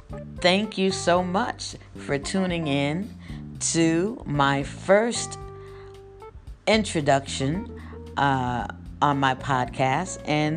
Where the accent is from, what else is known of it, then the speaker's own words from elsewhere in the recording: Bloomfield, Connecticut, United States; also born or lived in Nashville, Tennessee; born in Nashville, Tennessee, and I was raised in Bloomfield, Connecticut